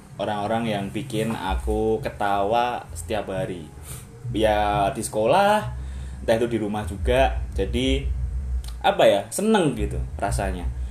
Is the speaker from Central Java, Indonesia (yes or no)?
yes; Surakarta, Central Java, Indonesia; asalku daerah Solo